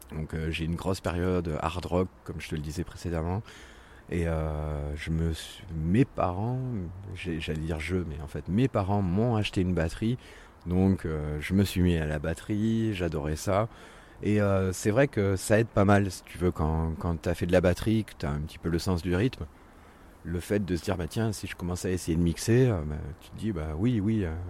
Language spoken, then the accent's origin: French; Montpellier, Occitania, France; also born or lived in Brittany; me considère comme Montpellierin, comme pur Montpellierin, puisque je suis arrivé dans, le sud. J'avais trois mois, donc. Donc euh, voilà, je, suis breton d'origine, mais je suis montpelliérain de cœur.